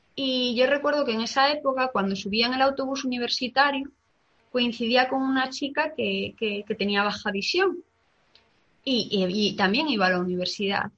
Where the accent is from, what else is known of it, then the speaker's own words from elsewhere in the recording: Galicia, Spain; como buena gallega